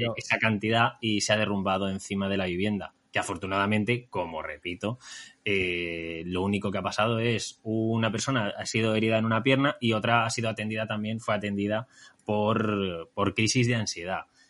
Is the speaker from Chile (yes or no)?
no; Talavera de la Reina, Castilla-La Mancha, Spain; moved away; aquí en mi tierra, en mi casa